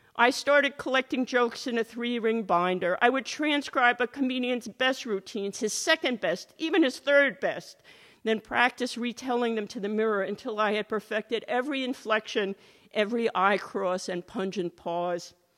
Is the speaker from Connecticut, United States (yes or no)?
no; Catskills, New York, United States; the hotel it's based on was in my hometown. My family had a much smaller, grubbier version of a hotel